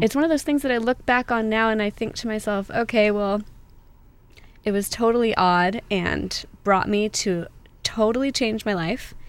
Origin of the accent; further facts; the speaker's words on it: San Clemente, California, United States; also born or lived in Laguna Hills / Laguna Beach / Trabuco Canyon; I was born in San Clemente, and I have pretty much a typical Orange County upbringing.